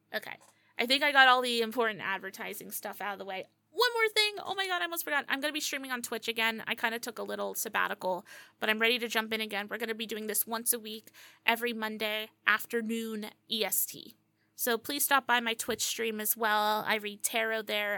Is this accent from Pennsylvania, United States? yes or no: yes; Pocono Mountains, Pennsylvania, United States; am from the Pocono Mountains of Pennsylvania. Yeah, it, this is where I was born and raised